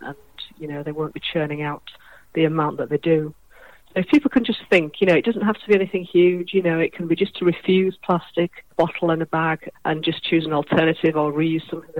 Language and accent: English; Hull, Yorkshire and the Humber, United Kingdom; moved away; I'm from Hull originally on the East Coast. So as a child, I used to walk on the beaches there